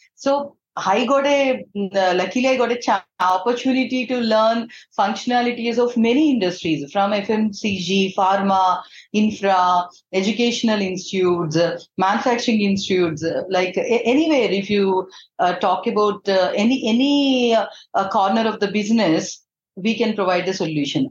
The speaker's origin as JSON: {"language": "English", "town": "Eluru", "region": "Andhra Pradesh", "country": "India", "also_born_or_lived": "Hyderabad", "moved": "as an adult", "said": "I'm from Eluru. It's one of the town in uh, Andhra Pradesh"}